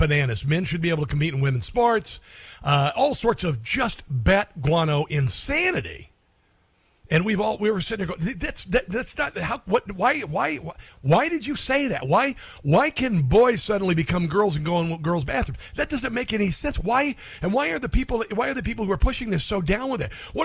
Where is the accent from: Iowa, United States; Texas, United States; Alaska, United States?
Iowa, United States; I'm from Iowa